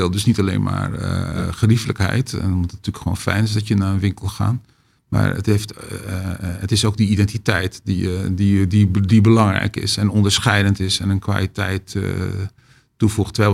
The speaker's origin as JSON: {"language": "Dutch", "town": "Alkmaar", "region": "North Holland", "country": "Netherlands", "tie": "born there", "said": "ik ben geboren"}